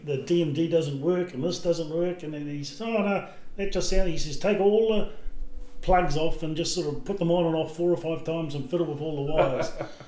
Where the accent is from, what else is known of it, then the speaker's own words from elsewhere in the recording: Taupo, Waikato, New Zealand; I grew up in Taupo